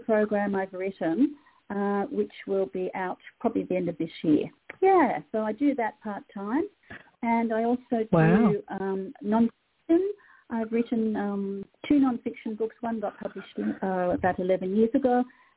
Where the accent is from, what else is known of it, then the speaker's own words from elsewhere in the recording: Australia; also born or lived in New South Wales / Sydney; in Australia we have completely over the decades thrown out grammar